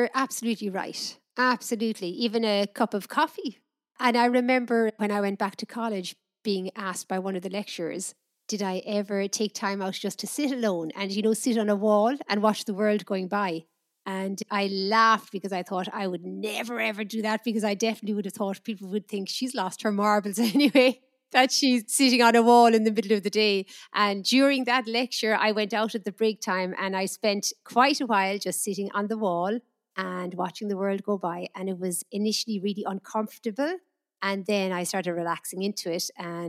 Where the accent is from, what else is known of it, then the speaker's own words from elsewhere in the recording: Ireland; where I grew up in Ireland, I think if someone was sitting on the wall, it was seen as somebody had nothing better to do.